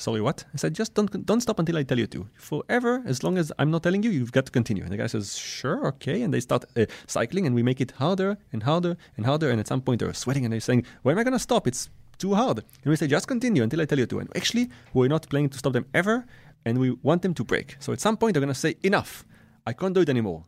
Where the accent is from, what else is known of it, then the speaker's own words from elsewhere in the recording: Israel; also born or lived in France; I, I was born in France and raised in Israel